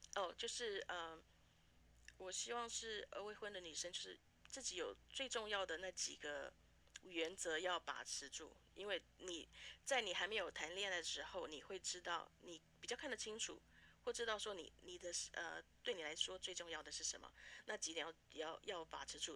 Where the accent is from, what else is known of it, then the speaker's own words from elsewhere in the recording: Taiwan; moved away as an adult; also born or lived in Canada / Vancouver, Canada; now in Fargo, United States; 在台湾长大，然后美，呃，是来美国读大学，后来跟家人移民到加拿大，就开始做事